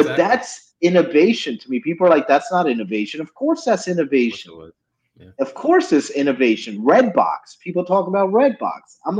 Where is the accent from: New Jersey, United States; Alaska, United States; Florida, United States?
New Jersey, United States; New Jersey, my hometown of New Jersey.